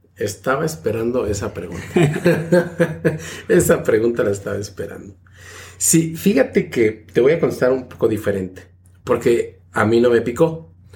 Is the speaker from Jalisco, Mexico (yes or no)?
no; State of Mexico, Mexico; moved away as an adult; now in Niagara-on-the-Lake, Canada; soy oriundo de Ciudad de México, aunque crecí en el Estado de México, pero bueno, este, nací en Ciudad de México